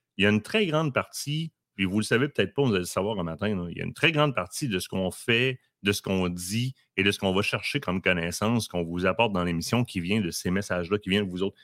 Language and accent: French; Quebec, Canada; On est québécois et fiers de l'être